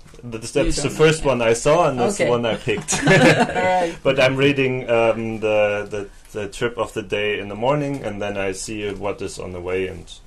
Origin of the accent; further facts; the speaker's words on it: Bremen, Germany; I'm from Germany. Whereabouts? Bremen, to be exact.